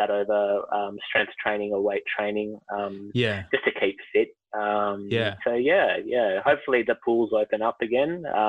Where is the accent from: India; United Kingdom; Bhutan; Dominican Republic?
India; now in Melbourne, Australia; But look, I am Indian, so I've heard there's a bit of a dramatic switch